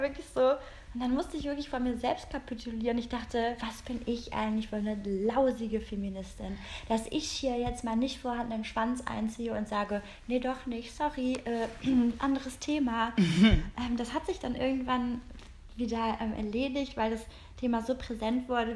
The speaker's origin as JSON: {"language": "German", "region": "Rhineland", "country": "Germany", "moved": "yes", "lives_now": "Berlin, Germany", "said": "wir kommen aus dem Rheinland"}